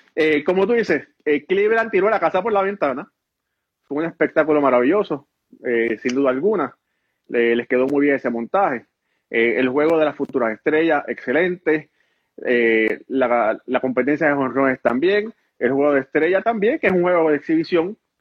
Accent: Ponce, Puerto Rico; Yo soy oriundo de Ponce, Puerto Rico. Mis padres son cubanos

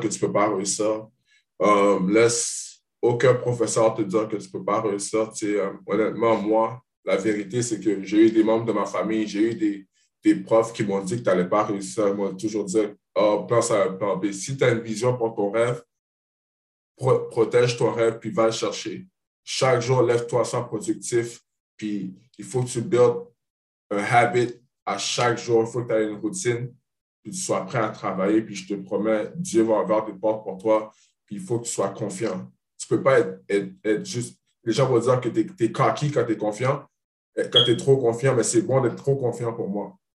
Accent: Montreal, Quebec, Canada; moved away as an adult; nous deux, on vient de Montréal

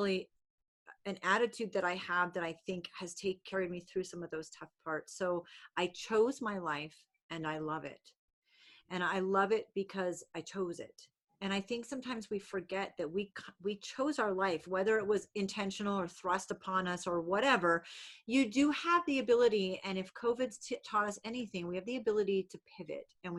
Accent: New England, United States; I'm from New England. People in New England are really loud

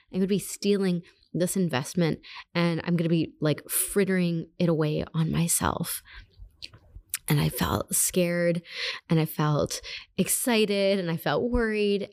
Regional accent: Canada; moved away as an adult; also born or lived in Germany / Ukraine; I'm originally Canadian

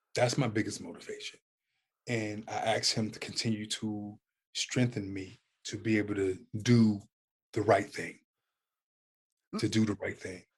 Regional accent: Youngstown, Ohio, United States; I'm from Youngstown, Ohio.

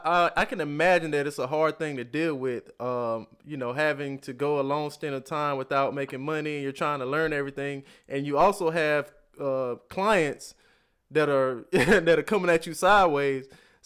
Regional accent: the South, United States; and I'm from the South, like I said before. So, and I've never even been to California

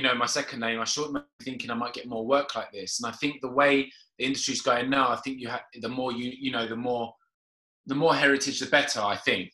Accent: Cyprus; I'm Caucasian, so, but I'm from Cyprus.

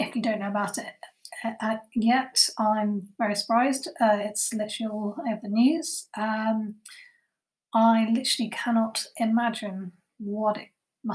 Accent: England, United Kingdom; I was born in Britain, in England

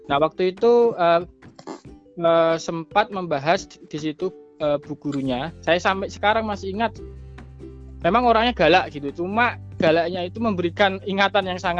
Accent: Demak, Central Java, Indonesia; eh, benar saya asli Demak.

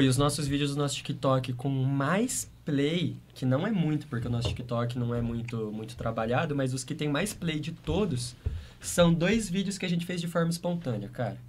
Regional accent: Maringá, Paraná, Brazil; moved away as an adult; now in Curitiba, Brazil; a gente saiu de Maringá, a gente tocava na região

